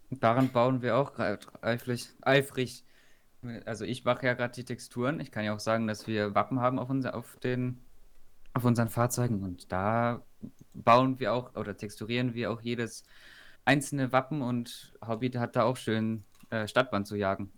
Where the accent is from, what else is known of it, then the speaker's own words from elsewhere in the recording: Stuttgart, Baden-Württemberg, Germany; bei uns in Stuttgart